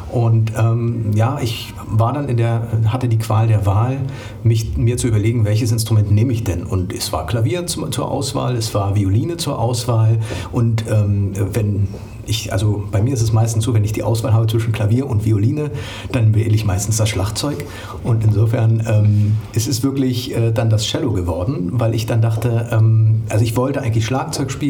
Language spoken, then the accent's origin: German; East Germany, Germany; ein bisschen in unserem Fall sich beschäftigt damit, äh, wie wir aufgewachsen sind in der DDR